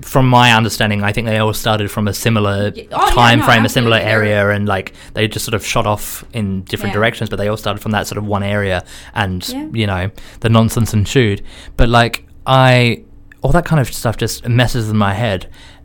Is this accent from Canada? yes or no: no; Australia; now in London, United Kingdom; so for me, being an Australian